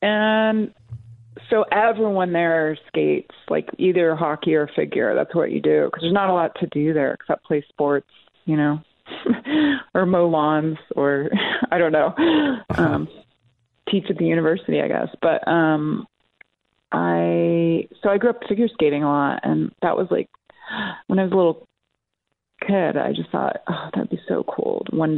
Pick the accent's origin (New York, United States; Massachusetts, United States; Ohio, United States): Ohio, United States; Bowling Green; Well, I grew up, I'm like a gypsy. I grew up initially in a really small little college town in the Midwest called Bowling Green, Ohio.